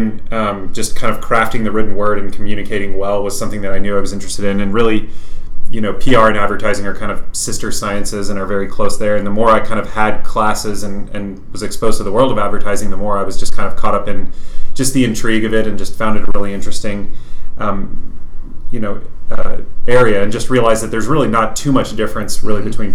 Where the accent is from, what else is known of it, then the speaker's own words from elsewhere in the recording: Fredericksburg, Texas, United States; moved away as an adult; also born or lived in Lubbock, Texas; now in Dallas, United States; I'm from the Hill Country. So if you know where Fredericksburg is, Fredericksburg